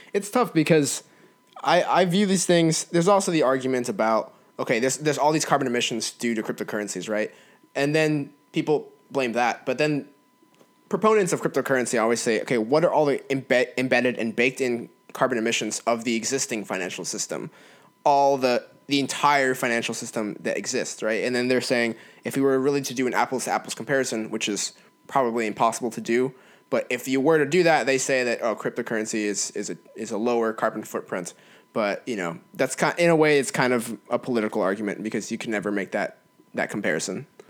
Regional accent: California, United States; moved away; my home state of California, which still has my heart. Oh, California. I miss it.

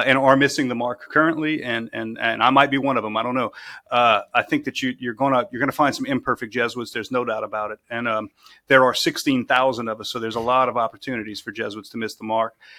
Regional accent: South Louisiana, United States; moved away as an adult; born and raised in South Louisiana

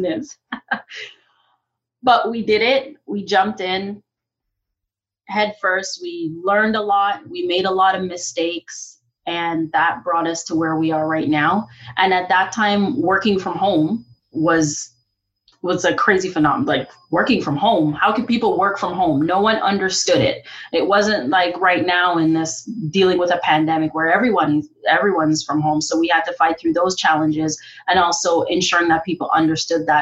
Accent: Jamaica; now in Canada; I'm originally from Jamaica

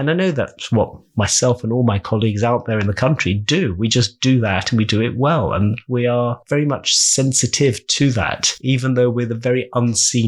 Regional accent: London, United Kingdom; also born or lived in Uganda / Kent; I almost feel so partisan that I am a Londoner.

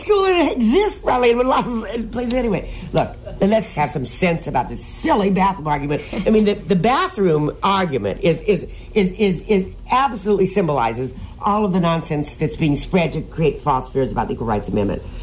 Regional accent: Peoria, Illinois, United States; I grew up in Peoria, Illinois

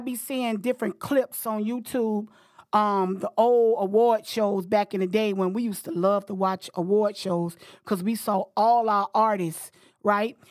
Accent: Florida, United States; moved away as an adult; now in Washington, D.C., United States; I'm from Florida. I live in Washington, D C for the past thirty years

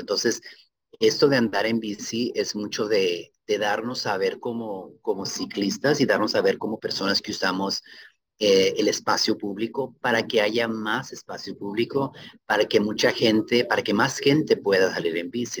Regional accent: Ciudad Juárez, Chihuahua, Mexico; now in Seattle, United States; para mi tierra natal, Ciudad Juárez

